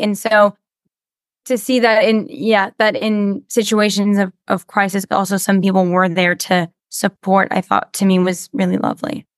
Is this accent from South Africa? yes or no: no; Canada; I do a lot of dubbing in French because I'm French Canadian